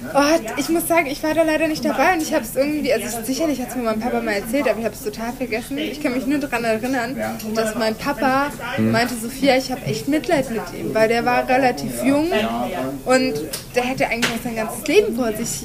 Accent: Nuremberg, Bavaria, Germany; als Nürnberger

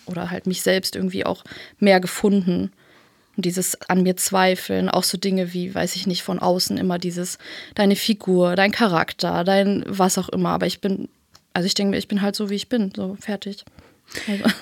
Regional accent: Berlin, Germany; Und dann sind wir hier in Berlin aufgewachsen.

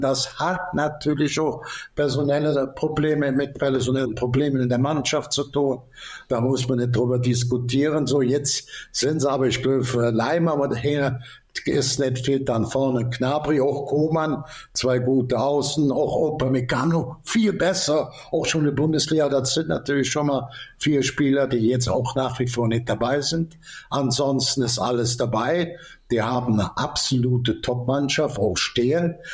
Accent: Cologne, North Rhine-Westphalia, Germany; bin ja ein bisschen Kölscher ich bin in der Ecke groß geworden.

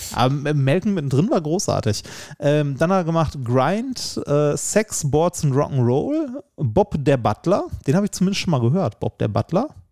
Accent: Essen, North Rhine-Westphalia, Germany; ich komme ja aus Essen

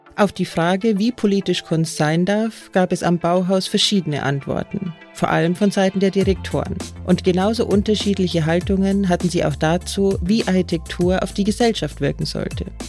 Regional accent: Bavaria, Germany; ich komme ja aus Bayern

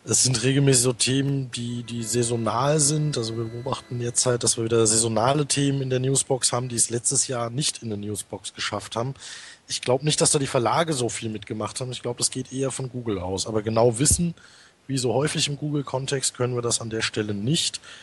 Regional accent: North Rhine-Westphalia, Germany; also ich komme ja aus dem Ruhrgebiet

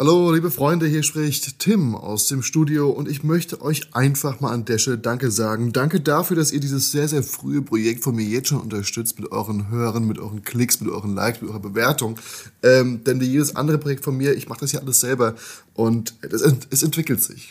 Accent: Darmstadt, Hesse, Germany; moved away as an adult; now in Berlin, Germany; Ich sitze heute hier in meiner Heimatstadt in, äh, in Darmstadt

